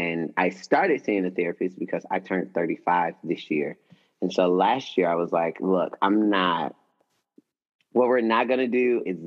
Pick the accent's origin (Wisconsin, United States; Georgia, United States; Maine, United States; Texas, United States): Georgia, United States; Atlanta; also born or lived in College Park, Georgia; I grew up in Atlanta